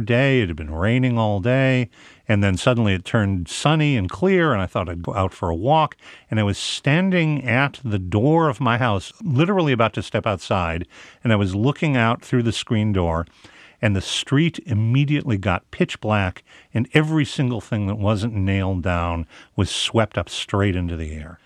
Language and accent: English; Midwest, United States; when you grow up in the Midwest